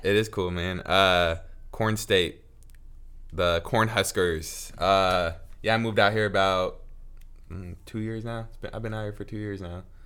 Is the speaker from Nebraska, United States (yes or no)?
yes; Lincoln, Nebraska, United States; moved away; I'm from the city. So, I'm from Lincoln, Nebraska.